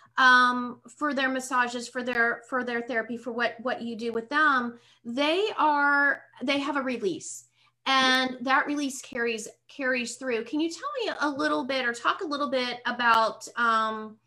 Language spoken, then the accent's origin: English; Pittsburgh, Pennsylvania, United States; moved away as an adult; also born or lived in South Carolina / North Carolina; now in Lakeland, United States; I was born and raised in Pittsburgh